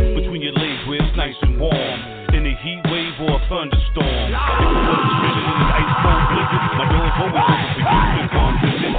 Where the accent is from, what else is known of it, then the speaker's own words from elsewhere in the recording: Staten Island, New York, United States; I'm from Stapleton, Staten Island.